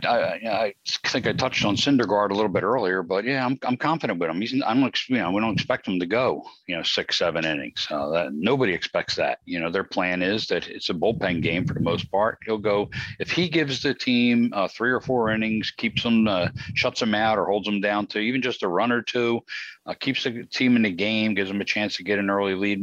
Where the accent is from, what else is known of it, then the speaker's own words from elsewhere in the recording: Philadelphia, Pennsylvania, United States; I was born and raised in South Philly.